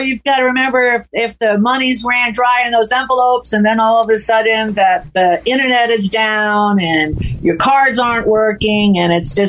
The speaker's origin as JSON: {"language": "English", "region": "California", "country": "United States", "tie": "born or raised there", "said": "when you were born and raised in California"}